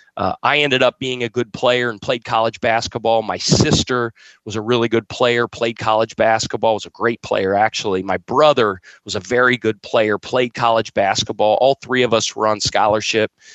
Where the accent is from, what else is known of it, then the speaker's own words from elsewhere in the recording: Cincinnati, Ohio, United States; also born or lived in Wyoming / Winston-Salem, North Carolina / Rock Hill, South Carolina; now in Charleston, United States; I eat, sleep, and drink the Cincinnati Reds and the Cincinnati Bengals. Um, that's my hometown